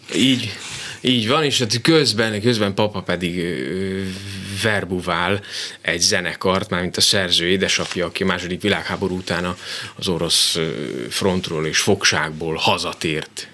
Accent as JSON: {"language": "Hungarian", "town": "Dunamocs", "region": "Nitra Region", "country": "Slovakia", "tie": "born or raised there", "also_born_or_lived": "Komárno", "moved": "yes", "lives_now": "Miskolc, Hungary", "said": "rengeteg élmény köt a szülőfalomhoz. Leginkább a szabadság érzése, amikor délutánonként biciklivel mentem a kutyával a határba"}